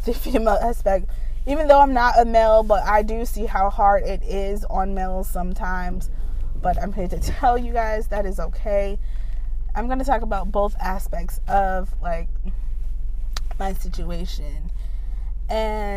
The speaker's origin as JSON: {"language": "English", "country": "United States", "tie": "born or raised there", "said": "I grew up in the States, meaning United States"}